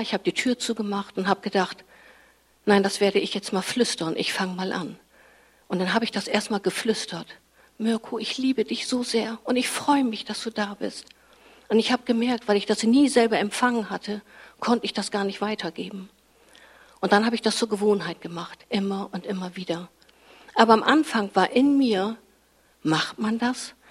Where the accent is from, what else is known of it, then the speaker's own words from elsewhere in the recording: Fischerhude, Lower Saxony, Germany; In meinem Dorf, wo ich herkomme, Fischerhude, da gab es zu meiner Zeit eben noch keinen Kindergarten.